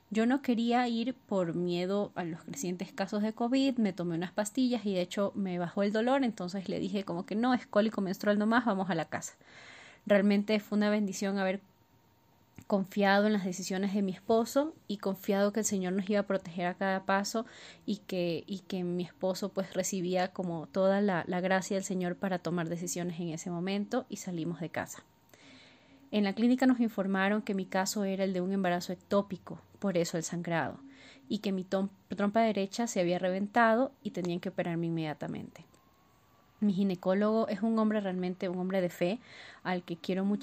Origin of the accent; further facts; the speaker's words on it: Ecuador; tengo 30 años y soy de Ecuador.